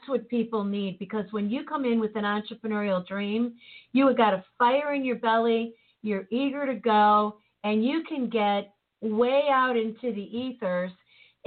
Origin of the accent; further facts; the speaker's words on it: Chicago, Illinois, United States; moved away as an adult; now in St. Louis, United States; I'm from Chicago, and I was one of those Chicagoans